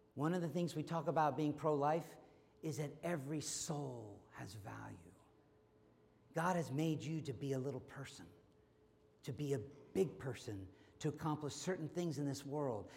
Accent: United States; being an American

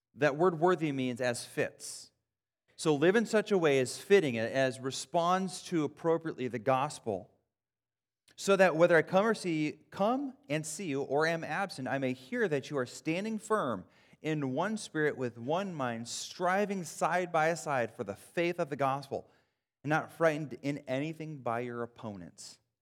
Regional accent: Wisconsin, United States; I grew up in Wisconsin

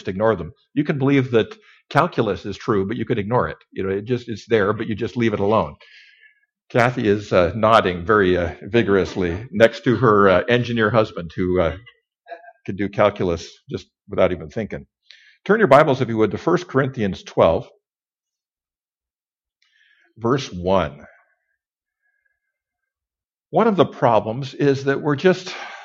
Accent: Kellogg, Idaho, United States; Kellogg, Idaho, Northern Idaho. I was raised in Northern Idaho.

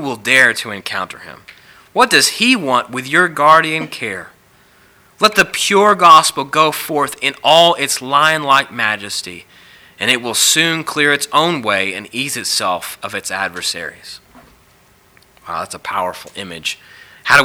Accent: the South, United States; growing up in the South, I've been to lots of revivals

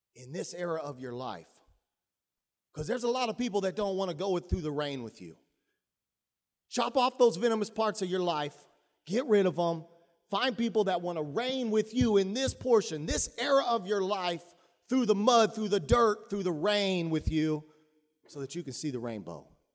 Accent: Texas, United States; I grew up in Texas.

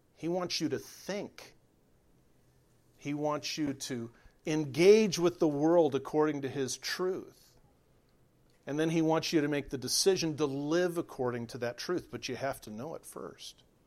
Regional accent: California, United States; moved away as an adult; I was raised in California, lived there for forty years

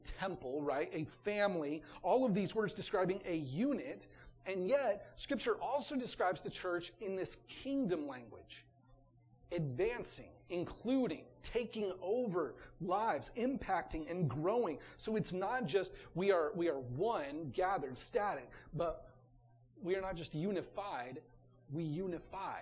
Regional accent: Georgetown, Texas, United States; also born or lived in Missouri; now in Kyle, United States; I grew up in Georgetown, but my first church was in Missouri

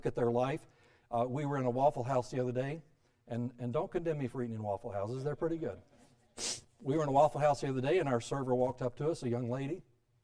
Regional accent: South Florida, United States; also born or lived in Alabama; the rest of my growing up years were in South Florida

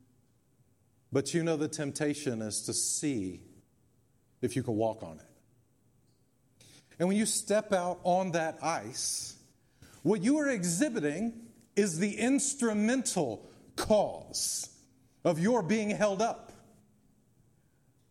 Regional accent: Memphis, Tennessee, United States; also born or lived in Germantown, Tennessee; as a kid growing up in East Memphis and Germantown

